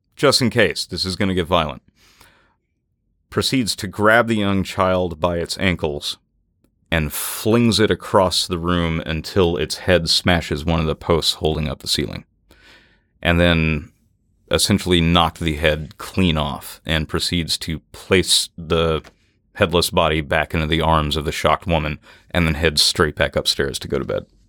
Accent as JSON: {"language": "English", "town": "Natchez", "region": "Mississippi", "country": "United States", "tie": "born or raised there", "also_born_or_lived": "New Orleans, Louisiana", "moved": "yes", "said": "I grew up in Natchez, Mississippi"}